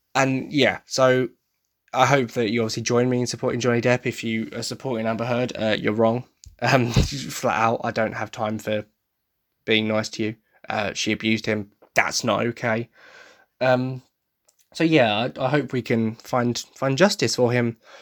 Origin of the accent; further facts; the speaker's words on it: Essex, East of England, United Kingdom; I come from Essex